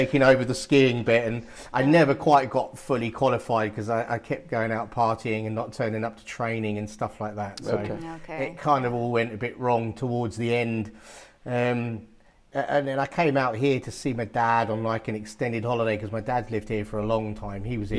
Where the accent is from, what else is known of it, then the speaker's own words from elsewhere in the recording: London, United Kingdom; moved away; also born or lived in Essex; I haven't lived there for about 24 years or something now, so it's a long time. So I probably don't sound like I'm from Essex. East London